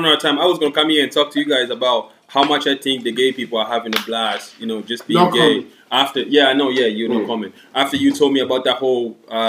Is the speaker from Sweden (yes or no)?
no; Ireland; They were like, you guys are from US? We're like, nah, fam, we're from Ireland.